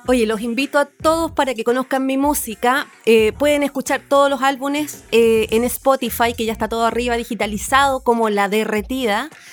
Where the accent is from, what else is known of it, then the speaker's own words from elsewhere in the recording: Valparaíso, Chile; como chilenos